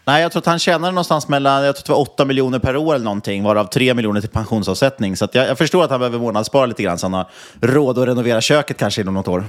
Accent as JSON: {"language": "Swedish", "town": "Nynäshamn", "region": "Stockholm County", "country": "Sweden", "said": "Nynäshamn, min hemkommun"}